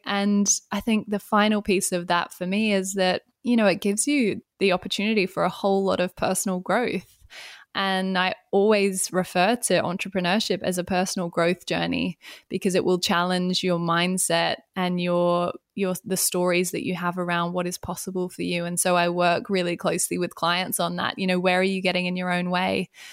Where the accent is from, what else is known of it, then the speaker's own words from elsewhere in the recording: Australia; moved away as an adult; now in London, United Kingdom; I am Australian and I moved to the U K seven years ago